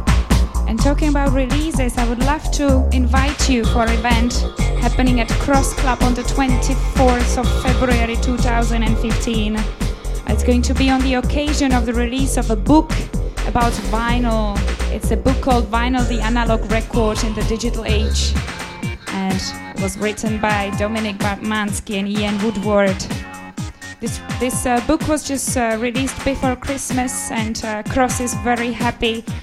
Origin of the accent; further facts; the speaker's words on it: Czechia; my home country, from the Czech Republic